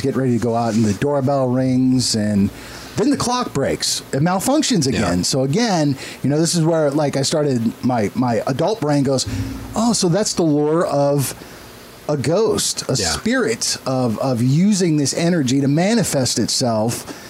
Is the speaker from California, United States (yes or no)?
yes; San Diego, California, United States; moved away; that brought me back home because I'm from San Diego.